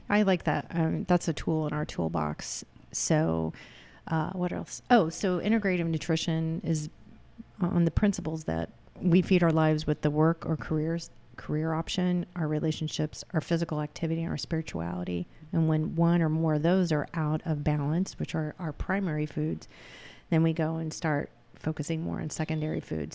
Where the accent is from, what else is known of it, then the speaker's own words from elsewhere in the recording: Clinton, Illinois, United States; moved away as an adult; also born or lived in New York City / Philadelphia, Pennsylvania; I grew up in Clinton, Illinois